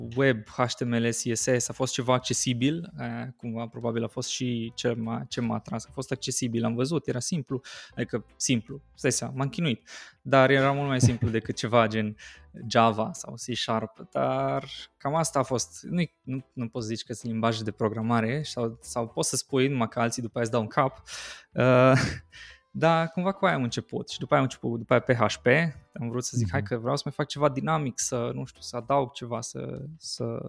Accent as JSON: {"language": "Romanian", "town": "Arad", "region": "Arad County", "country": "Romania", "tie": "born or raised there", "also_born_or_lived": "Timișoara, Romania", "moved": "as an adult", "lives_now": "Finland", "said": "noi sunt din Arad și acolo avem, avem câteva așa licee mai tari"}